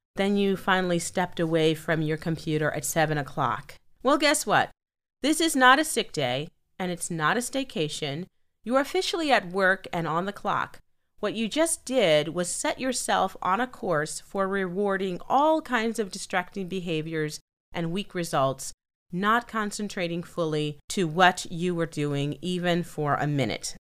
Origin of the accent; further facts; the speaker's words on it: Chicago, Illinois, United States; I'm from Chicago.